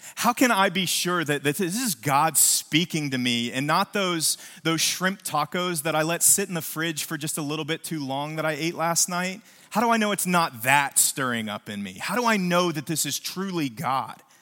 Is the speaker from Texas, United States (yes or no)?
no; West Virginia, United States; now in New Braunfels, United States; when I was a kid, I grew up in West Virginia